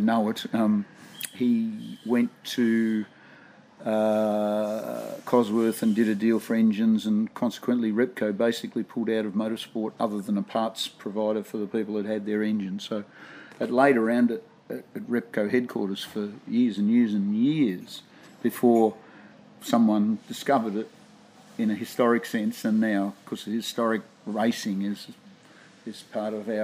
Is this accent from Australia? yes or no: yes; Tasmania, Australia; I grew up in Tasmania